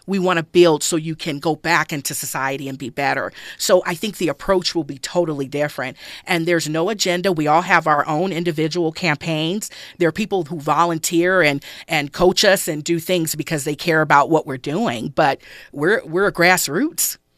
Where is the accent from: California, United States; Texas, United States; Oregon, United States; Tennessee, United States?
California, United States; Los Angeles; I grew up in South Central Los Angeles